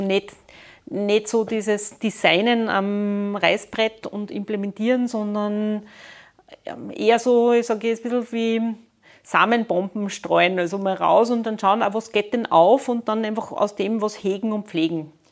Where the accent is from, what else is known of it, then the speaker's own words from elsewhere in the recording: Linz, Upper Austria, Austria; ich komme aus Linz